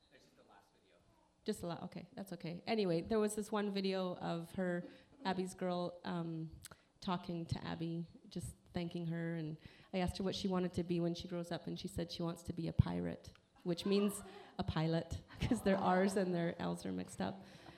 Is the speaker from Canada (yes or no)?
yes; Canada; being Canadian